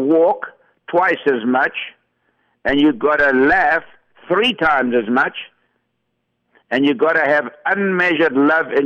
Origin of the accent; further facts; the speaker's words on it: Johannesburg, Gauteng, South Africa; I was brought up in Johannesburg